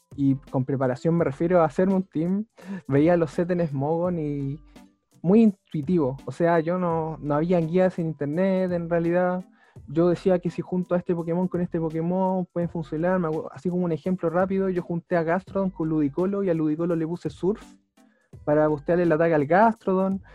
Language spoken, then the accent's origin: Spanish; Talca, Maule, Chile; soy de Talca, eh, nací allá y he vivido toda mi vida acá